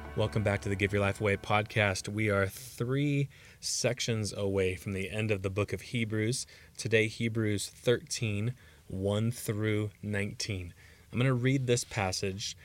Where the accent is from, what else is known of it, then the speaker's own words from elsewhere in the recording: United States; as American Christians